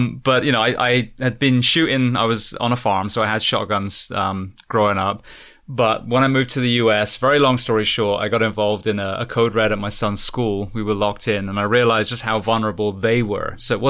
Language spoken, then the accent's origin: English; United Kingdom; I'm a complete, I'm British, so I'm a white belt when it comes to weapons.